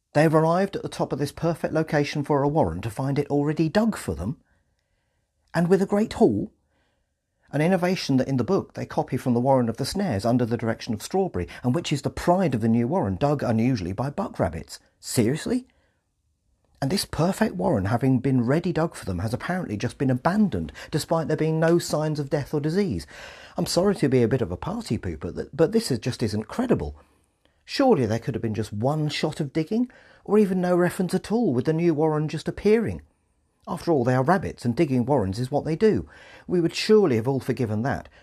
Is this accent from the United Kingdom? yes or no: yes; England, United Kingdom; we English